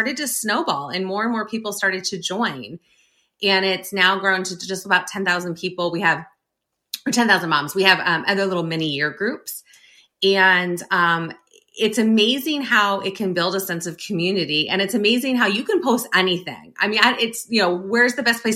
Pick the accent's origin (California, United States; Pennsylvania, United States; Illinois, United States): California, United States; near the Sacramento area; moved away as an adult; now in Northern Virginia, United States; So we moved to Northern Virginia from Northern California, grew up in near the Sacramento area